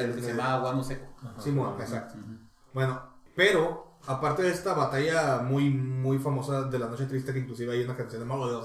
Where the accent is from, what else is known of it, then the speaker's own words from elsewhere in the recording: Baja California, Mexico; somos de Baja California